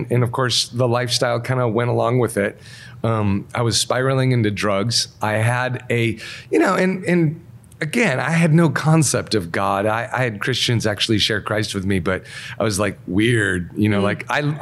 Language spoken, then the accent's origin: English; Wisconsin, United States; also born or lived in Minnesota; I grew up in Wisconsin